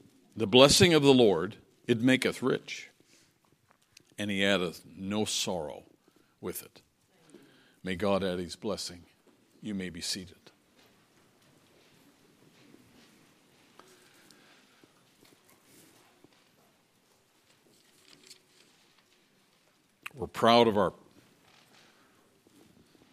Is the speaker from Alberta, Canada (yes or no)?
no; Newfoundland and Labrador, Canada; moved away; I was growing up in Newfoundland, and because it was an island and because we were coastal, our area was always very windy